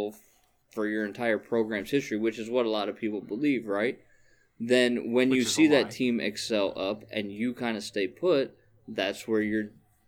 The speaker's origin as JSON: {"language": "English", "region": "Ohio", "country": "United States", "tie": "born or raised there", "said": "you know I grew up in Ohio"}